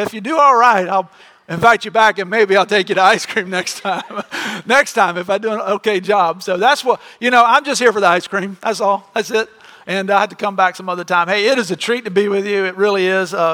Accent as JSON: {"language": "English", "region": "Florida", "country": "United States", "tie": "born or raised there", "said": "we grew up in Florida"}